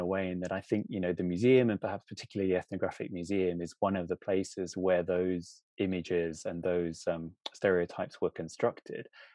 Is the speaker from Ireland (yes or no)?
no; United Kingdom; having kind of grown up in Britain